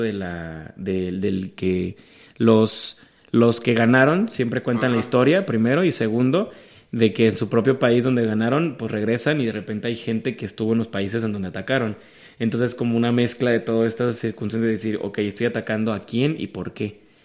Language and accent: Spanish; Guadalajara, Jalisco, Mexico; aquí la altitud hace que el, bolillo se haga el virote salado